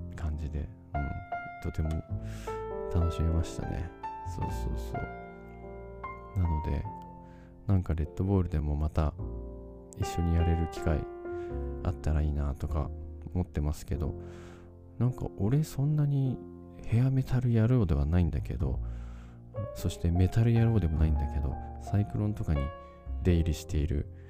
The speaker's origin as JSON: {"language": "Japanese", "region": "Nagano", "country": "Japan", "accent": "Nagano dialect", "said": "長野弁長野弁が出てねえか"}